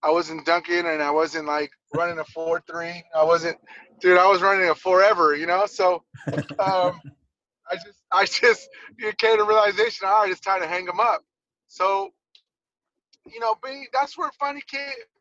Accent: Los Angeles, California, United States; I grew up in Venice, so I was on the Bulldogs

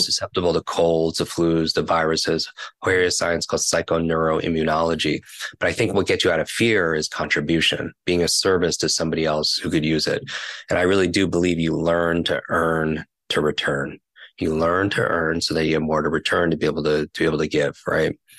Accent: New York, United States; I'm from New York

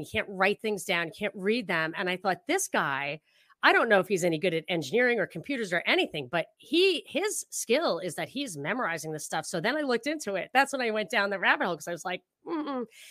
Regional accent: upstate New York, United States; I'm from upstate, like, not very far upstate, I still got the accent a little bit

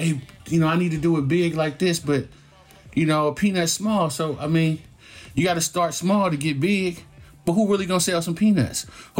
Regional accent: Oakland, California, United States; growing up in Oakland, every turf got their own little slang.

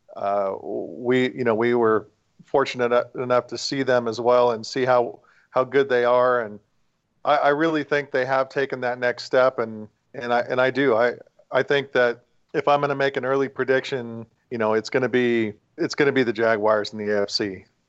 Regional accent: West Coast, United States; I'm from the West Coast

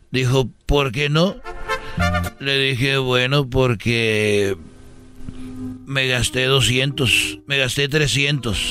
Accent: Huentitán, Jalisco, Mexico; la catedral de, de, de ahí de porque yo soy de Huentitán.

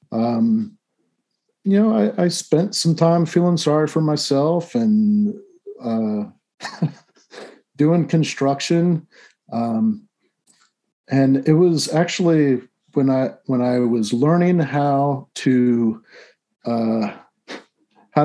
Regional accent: Orlando, Florida, United States; I was born in the Navy hospital at Orlando Naval Training Center.

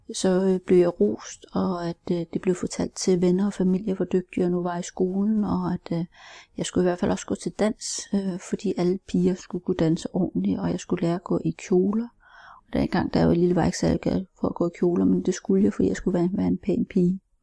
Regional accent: Denmark; also born or lived in Seoul, South Korea; som 13 måneder er jeg heldig at blive adopteret til Danmark, hvor jeg er opvokset. Jeg voksede op som enebarn øh, på landet

